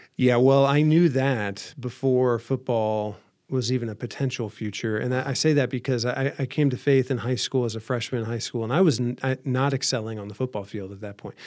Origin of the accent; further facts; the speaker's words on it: Van Wert, Ohio, United States; from a small town northwest Ohio, so not too far from here.